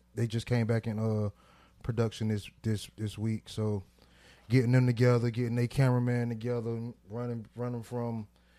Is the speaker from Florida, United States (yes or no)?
yes; Miami, Florida, United States; now in Jacksonville, United States; I'm from Miami